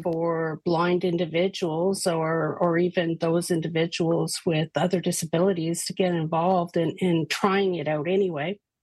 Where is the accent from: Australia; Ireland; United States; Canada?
Canada; we are Canadian